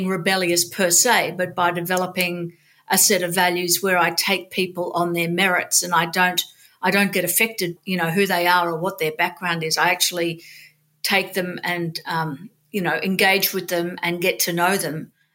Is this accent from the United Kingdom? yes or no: no; Sydney, New South Wales, Australia; I grew up in Sydney. I was born in Sydney.